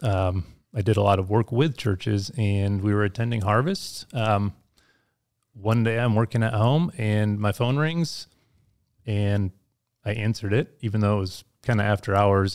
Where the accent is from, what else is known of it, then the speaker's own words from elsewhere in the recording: Holland, Michigan, United States; moved away; also born or lived in Colorado; I grew up in Michigan. Um, in the west side of Michigan